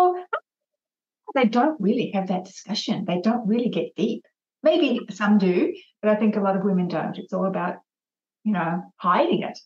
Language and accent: English; Australia; I'm an Aussie trooper